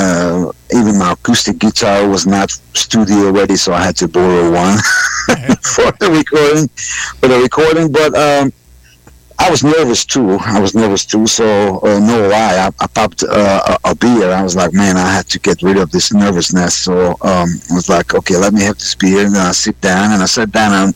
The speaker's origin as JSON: {"language": "English", "region": "Budapest", "country": "Hungary", "tie": "born or raised there", "also_born_or_lived": "Birmingham, Alabama", "second_language": "English", "moved": "as an adult", "lives_now": "United States", "said": "I was born and raised in Budapest, Hungary"}